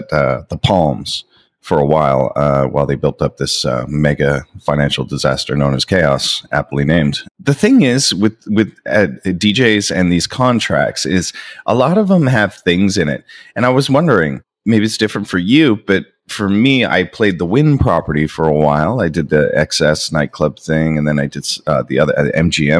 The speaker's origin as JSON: {"language": "English", "town": "Niagara Falls", "region": "Ontario", "country": "Canada", "tie": "born or raised there", "also_born_or_lived": "Toronto", "said": "I grew up in Niagara Falls"}